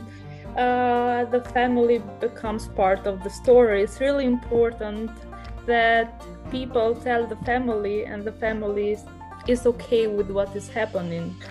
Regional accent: Albania; i said from albania

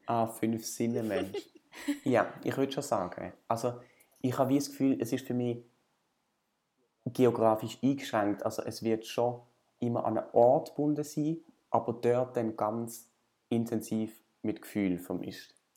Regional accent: Basel, Basel-Stadt, Switzerland; ich bin irgendwie in Basel aufgewachsen

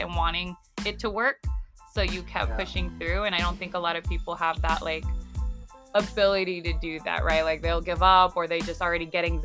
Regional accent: Arizona, United States; for the most part here in Phoenix or here in Arizona, like a lot of us just stay here.

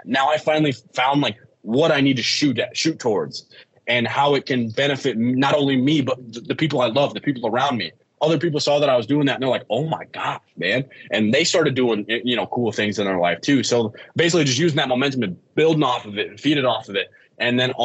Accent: United States; my hometown where I grew up. I'm from the Quad City. It's called the Quad Cities

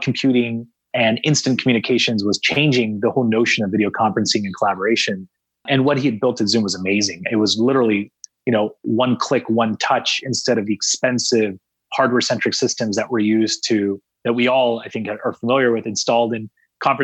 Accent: San Jose, California, United States; I'm from San Jose

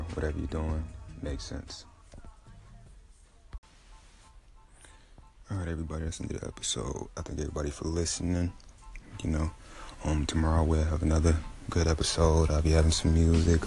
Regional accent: Taylor, Michigan, United States; also born or lived in Detroit, Michigan; I'm from Michigan, Downriver, Michigan, from Taylor, Woodhaven area, the older spots I grew up

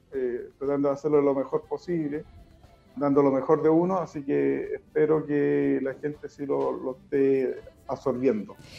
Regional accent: Putú, Maule, Chile; siempre soy dirigente eh, en Putú y siempre luché por mi pueblo

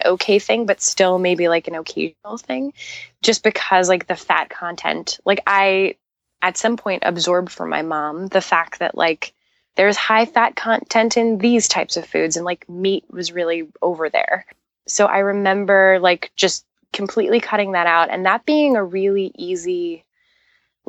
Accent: New York, United States; also born or lived in Long Island, New York; I grew up in Queens

